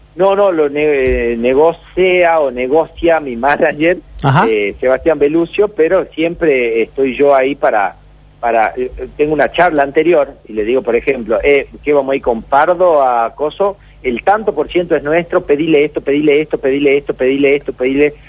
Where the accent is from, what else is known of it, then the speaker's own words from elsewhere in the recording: Tucumán, Argentina; somos de Tucumán